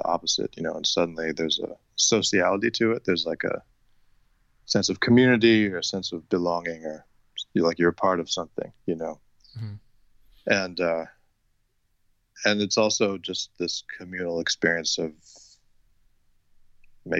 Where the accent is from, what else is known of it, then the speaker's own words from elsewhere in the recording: Rochester, New York, United States; I grew up in Rochester, New York, which is, it's a few hundred miles from New York